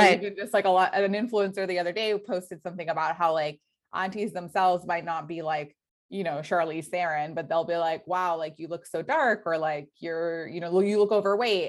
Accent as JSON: {"language": "English", "country": "United States", "tie": "born or raised there", "said": "growing up in the States"}